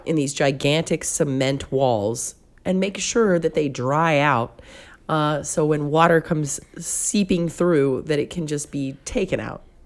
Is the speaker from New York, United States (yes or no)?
no; Concord, California, United States; moved away; also born or lived in Pascagoula, Mississippi; where I grew up in Concord